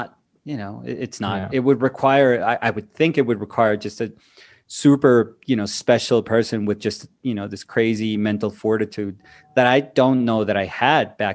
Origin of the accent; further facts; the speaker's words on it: Colombia; moved away as an adult; also born or lived in New York, United States / Weehawken, New Jersey, United States / Bogota, Colombia; I'm from Colombia